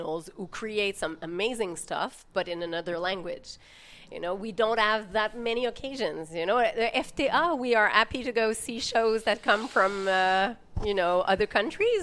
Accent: Brownsburg, Quebec, Canada; also born or lived in Ottawa; now in Montreal, Canada; I'm from Brownsburg. That's where I first learned French.

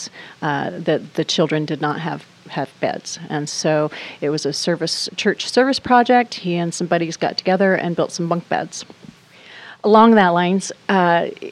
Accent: Burley, Idaho, United States; moved away; also born or lived in Boise, Idaho; I am originally from Southern Idaho, Burley, Idaho, about 35 miles east of Twin Falls

